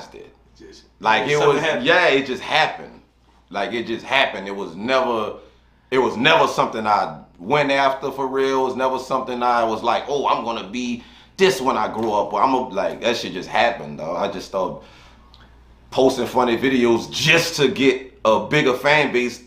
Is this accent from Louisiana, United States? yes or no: yes; New Orleans, Louisiana, United States; I'm from New Orleans, born and raised. Born, grew up mostly in the Ninth Ward, moved to the East